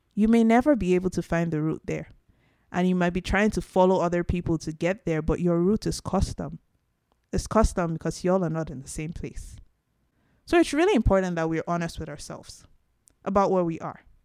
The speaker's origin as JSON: {"language": "English", "country": "Nigeria", "moved": "yes", "lives_now": "Canada", "said": "Now, I'm Nigerian. I'm African from Nigeria, the Yoruba tribe specifically"}